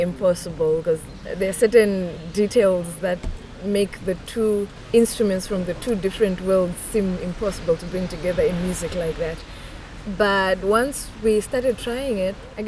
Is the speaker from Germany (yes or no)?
no; Zimbabwe; I'm coming from Zimbabwe